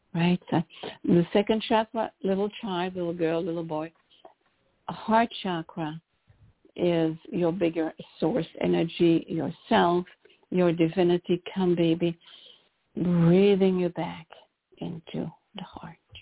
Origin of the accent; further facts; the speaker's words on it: Brussels, Brussels-Capital Region, Belgium; moved away as an adult; also born or lived in London; now in Chicago, United States; I, I was born in Brussels